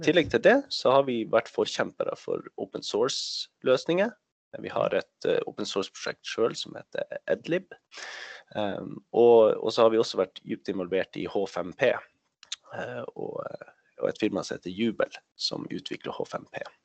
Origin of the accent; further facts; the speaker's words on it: Norway; Swedish is a second language; jag bor i Norge, jag är norsk